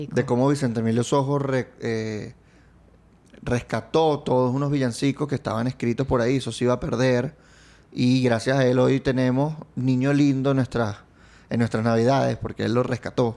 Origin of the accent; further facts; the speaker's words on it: Venezuela; cuando yo crecí de niño, Chávez llegó cuando yo tenía ocho